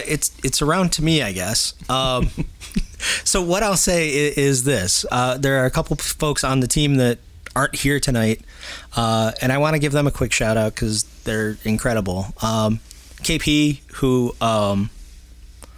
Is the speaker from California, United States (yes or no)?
no; Spencerport, New York, United States; I grew up in Spencerport, so I'm like destined to drown in the canal